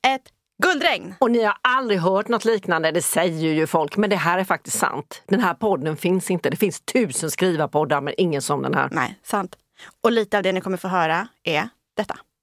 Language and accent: Swedish; Småland, Sweden; jag är från Småland.